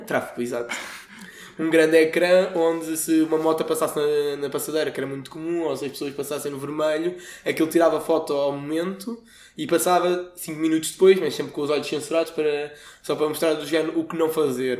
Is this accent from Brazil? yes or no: no; Portugal; nós como somos portugueses